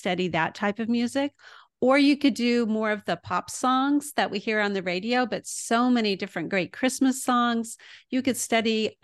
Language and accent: English; El Paso, Texas, United States; moved away as an adult; also born or lived in Houston, Texas / Midland, Texas / Waco, Texas; now in Illinois, United States; I was born in Houston, but mostly grew up in El Paso. But I've also lived in Midland and Waco.